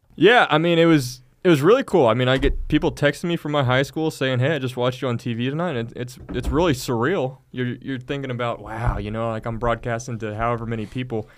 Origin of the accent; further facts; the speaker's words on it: Manvel, Texas, United States; now in Abilene, United States; I'm from Manville, Texas, just south of Houston